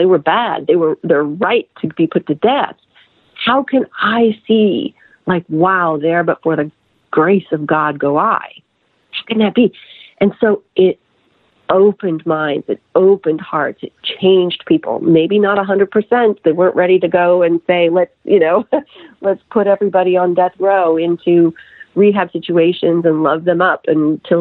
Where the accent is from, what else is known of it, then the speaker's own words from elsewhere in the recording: Lincoln, Nebraska, United States; moved away as an adult; also born or lived in Los Angeles / Atlanta; I'm from Lincoln, Nebraska.